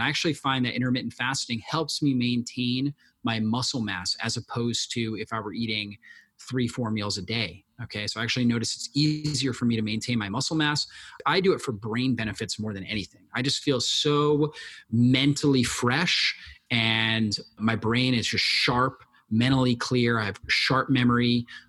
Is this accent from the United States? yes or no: yes; Florida, United States; I grew up in Florida, and I've been exposed to a lot of sun, been sunburnt more than people should be, because I grew up near the beach and I was surfing a lot and things like that.